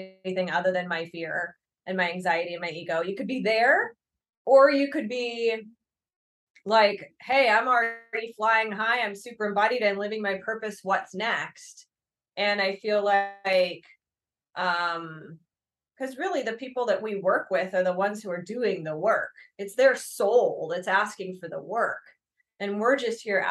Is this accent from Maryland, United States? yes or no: no; Berkeley, California, United States; I was born in Berkeley